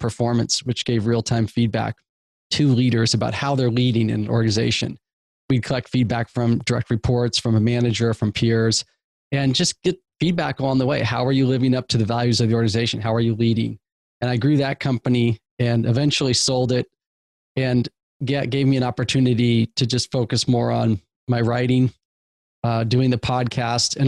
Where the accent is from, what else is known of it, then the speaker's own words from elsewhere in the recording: Eugene, Oregon, United States; I grew up in the Pacific Northwest in Eugene, Oregon, a small college town